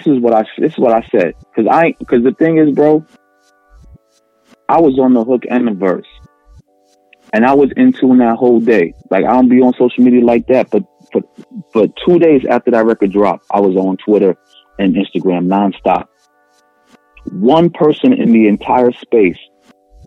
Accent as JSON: {"language": "English", "region": "New York", "country": "United States", "said": "I'm from New York."}